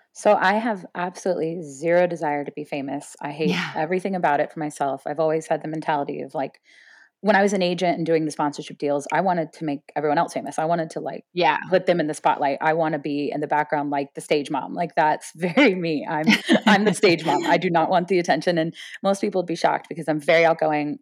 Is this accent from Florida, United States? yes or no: yes; Florida, United States; I grew up in Florida